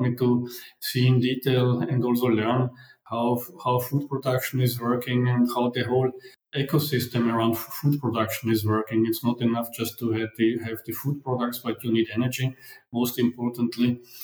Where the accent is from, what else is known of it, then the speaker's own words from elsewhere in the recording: Vienna, Austria; moved away as an adult; also born or lived in Hungary; I was born in Vienna, but because my parents are Hungarian, I grew up actually partially in Austria, partially in Hungary, but went to school and to university in Vienna.